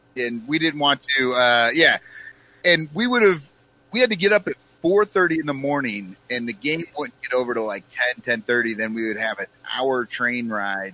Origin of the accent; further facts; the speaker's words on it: Iowa, United States; I grew up in Iowa, and uh, I was already wearing flannels and work boots